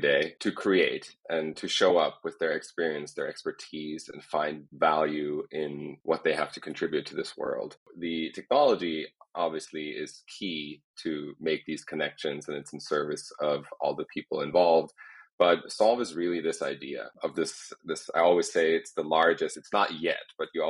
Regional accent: near Heidelberg, Baden-Württemberg, Germany; moved away as an adult; now in Los Angeles, United States; I was born in Germany, in a small town next to Heidelberg, where I grew up

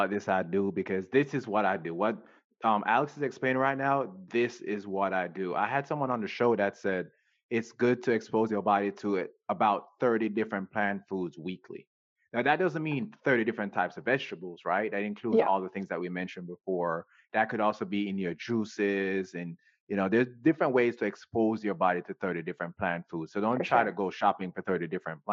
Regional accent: Jamaica; moved away; we grew up in Jamaica

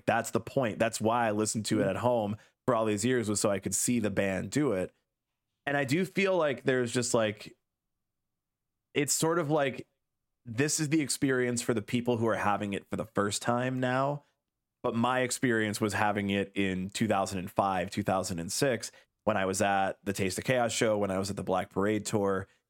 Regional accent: Illinois, United States; So being that I was like a teenager at the time, right, like growing up in the Chicago suburbs

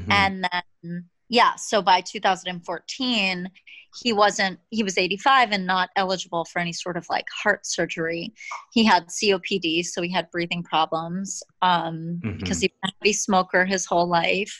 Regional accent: Massachusetts, United States; We're all from Massachusetts.

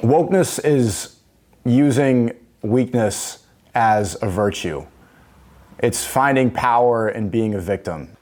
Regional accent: New York City, New York, United States; now in London, United Kingdom; I grew up, uh, I was born in New York City

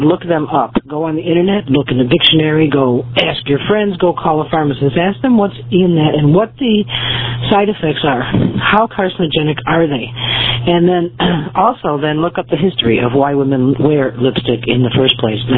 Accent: United States; I am an American. I'm a veteran. I am a uh, second generation immigrant, and I'm also a Native American.

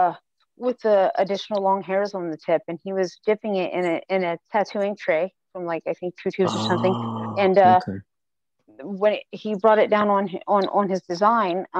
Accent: Ohio, United States; I'm from Ohio, and not like Derbs, Ohio and Columbus where like people move around. I'm from a little bit further away down than that. So things stroll a little slower here.

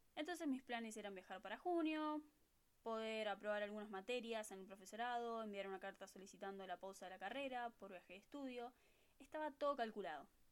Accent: Buenos Aires, Argentina; first language Spanish; moved away as an adult; now in California, United States; de Buenos Aires, Argentina

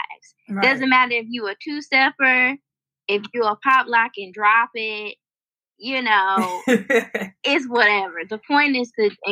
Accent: Spartanburg, South Carolina, United States; I am from Spartanburg, and I'm currently in Spartanburg.

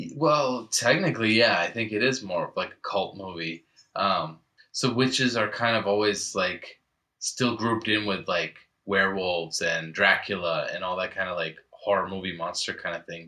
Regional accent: New England, United States; growing up in New England

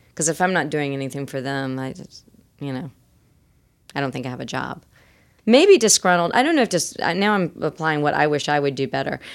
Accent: the Carolinas, United States; I'm also from Carolina.

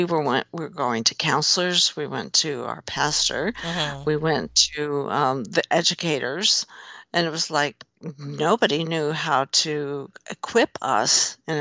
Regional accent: Lawrence, Kansas, United States; my hometown in Lawrence, Kansas

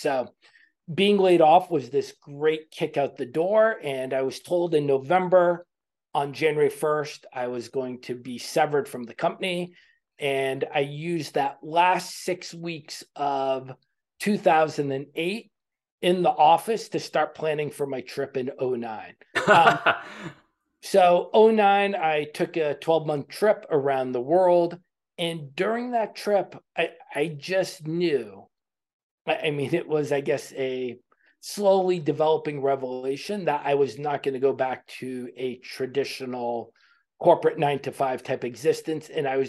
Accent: Boston, Massachusetts, United States; In Boston.

